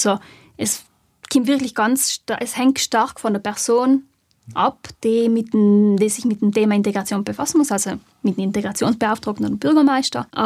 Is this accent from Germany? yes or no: no; South Tyrol, Italy; Und die Leute werden von uns nicht wirklich als, also halt von die Südtiroler oft nicht als Südtiroler anerkannt